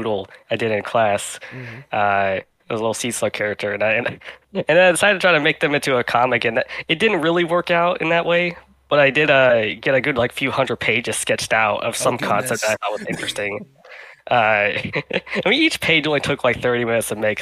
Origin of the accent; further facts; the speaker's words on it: Arkansas, United States; moved away as an adult; also born or lived in New York; I grew up in Arkansas, and there's literally no animation classes in there whatsoever.